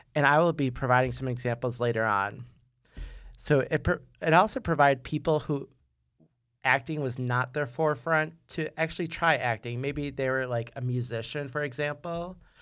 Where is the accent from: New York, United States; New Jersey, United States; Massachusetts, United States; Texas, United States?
New York, United States; I'm from New York